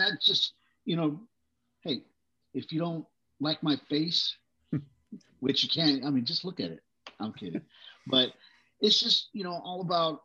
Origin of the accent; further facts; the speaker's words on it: Brawley, California, United States; also born or lived in Texas; We moved to California. My parents, you know, were looking for work. So we moved to a little community, Brawley, California, agricultural area